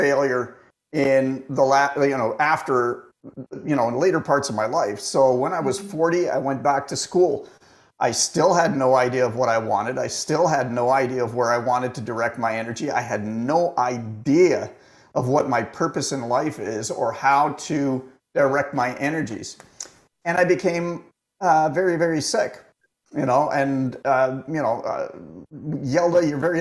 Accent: Toronto, Ontario, Canada; I was born and raised in Toronto

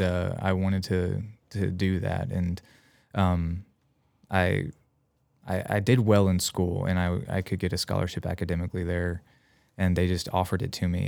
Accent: Union, United States; moved away as an adult; my hometown Union

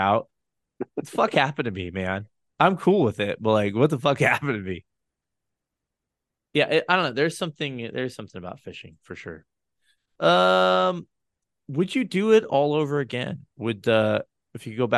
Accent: Colorado, United States; I'm from Colorado

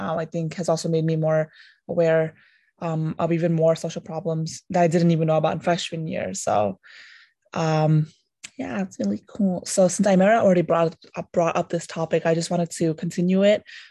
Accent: India; moved away; I was born in India

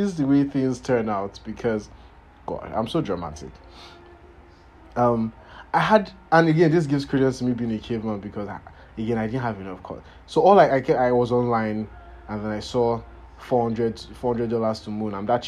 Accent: Nigeria; I am Nigerian

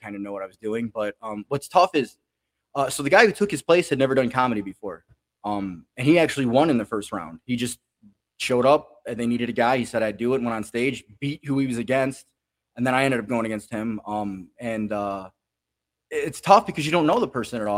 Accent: Chicago, Illinois, United States; now in Pensacola, United States; I'm originally from Chicago

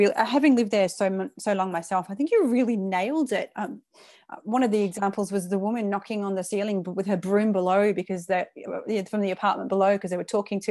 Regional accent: England, United Kingdom; moved away; I'm English, where it's politeness is everything

